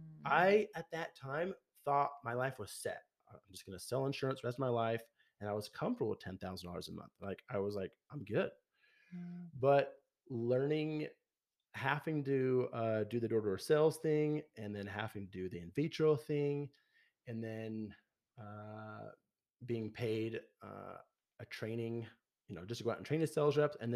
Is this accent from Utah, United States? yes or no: yes; Logan, Utah, United States; my hometown of Logan